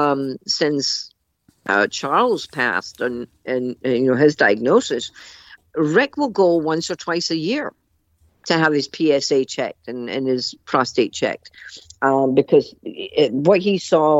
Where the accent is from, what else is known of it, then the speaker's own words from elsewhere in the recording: Scotland, United Kingdom; I'm Scottish